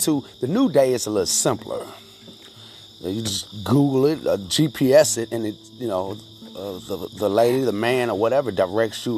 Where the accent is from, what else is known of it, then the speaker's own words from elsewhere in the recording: Louisville, Kentucky, United States; now in Georgetown, United States; I'm from Louisville, Kentucky, and I'm currently staying in Georgetown, Kentucky